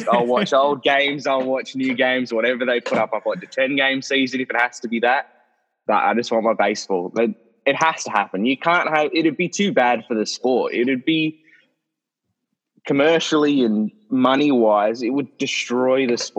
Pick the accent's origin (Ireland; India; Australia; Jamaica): Australia